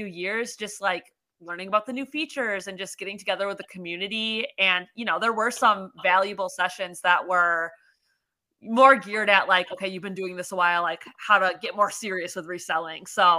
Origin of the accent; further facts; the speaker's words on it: Maryland, United States; I'm from Maryland.